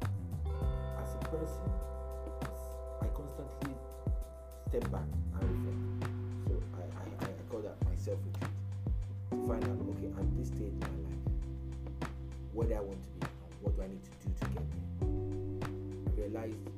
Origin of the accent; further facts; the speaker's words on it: Nigeria; first language Igbo; English is a second language; moved away as an adult; also born or lived in Ghana; now in Aberdeen, United Kingdom; I'm a Nigerian too